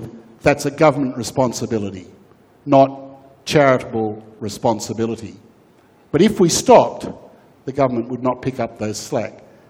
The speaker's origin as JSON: {"language": "English", "country": "Australia", "said": "we as Australian people"}